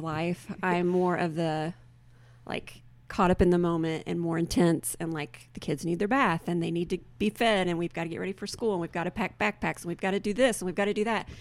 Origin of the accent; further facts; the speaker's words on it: Kentucky, United States; moved away as an adult; now in Mount Vernon, United States; I came from Kentucky